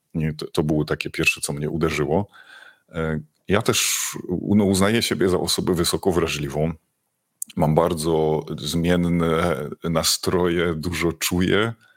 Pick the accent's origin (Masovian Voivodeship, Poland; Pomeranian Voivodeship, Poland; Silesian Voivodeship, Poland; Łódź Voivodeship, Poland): Silesian Voivodeship, Poland; ja jestem ze Śląska